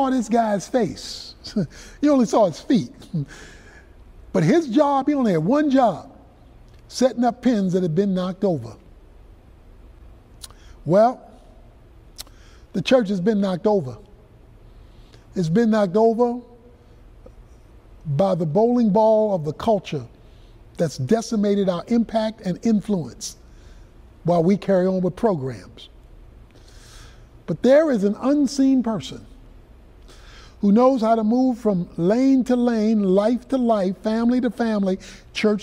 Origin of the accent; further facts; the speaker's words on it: Baltimore, Maryland, United States; I was growing up in Baltimore, Maryland